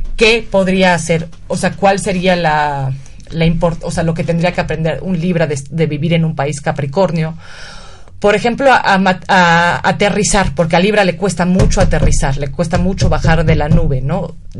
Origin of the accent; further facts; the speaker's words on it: Mexico; nuestro país